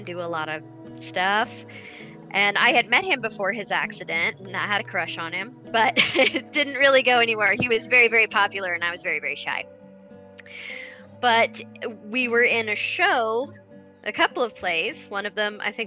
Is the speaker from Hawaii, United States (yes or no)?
no; Salina, Kansas, United States; I come from Salina, Kansas